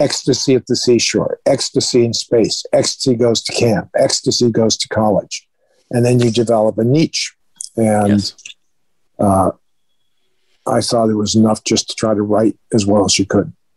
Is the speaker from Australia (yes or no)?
no; Springfield, Massachusetts, United States; also born or lived in Boston, Massachusetts; I was born in Boston, Massachusetts. Uh, and when I was one, my parents moved to Springfield, Mass